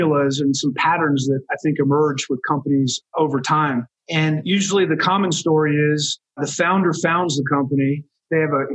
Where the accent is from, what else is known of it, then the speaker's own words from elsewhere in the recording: Rockville, Maryland, United States; moved away; also born or lived in Boston, Massachusetts; I grew up outside of Washington, D.C. in Rockville, Maryland